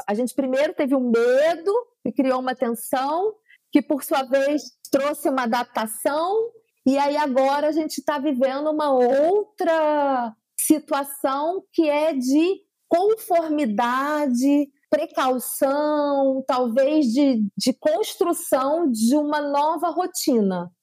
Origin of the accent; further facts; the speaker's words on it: São Gonçalo, Rio de Janeiro, Brazil; Eu sou de São Gonçalo, que é a região metropolitana do Rio de Janeiro